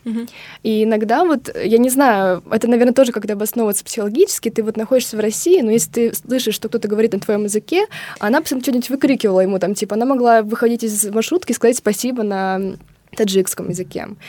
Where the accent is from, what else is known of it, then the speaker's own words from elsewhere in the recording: Kazakhstan; now in Russia; я из Казахстана